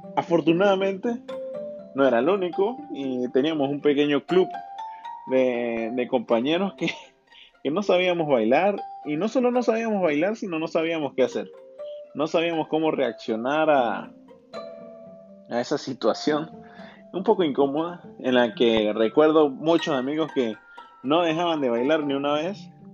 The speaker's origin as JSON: {"language": "Spanish", "country": "Venezuela", "tie": "born or raised there", "said": "viví una época muy bonita en Venezuela, creciendo en Venezuela."}